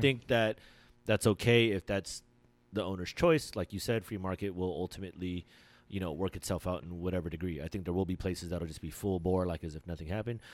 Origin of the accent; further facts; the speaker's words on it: Philippines; I'm Filipino